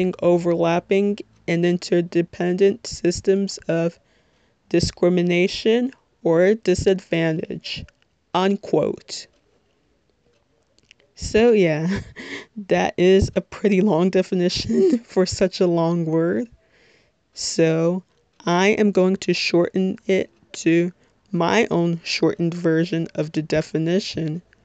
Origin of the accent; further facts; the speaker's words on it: Little Ferry, New Jersey, United States; I am 22 years old, and I'm from Little Ferry, New Jersey, which, if you're not familiar with, it's in Bergen County